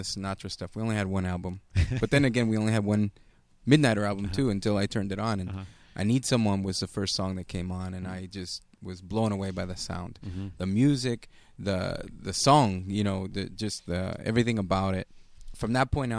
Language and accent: English; La Habra, California, United States; La Habra is my hometown